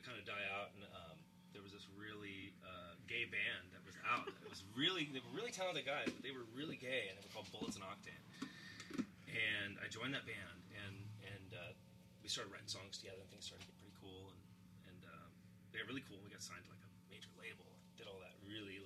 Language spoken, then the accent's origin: English; Huntington Beach, California, United States; I was born in Huntington Beach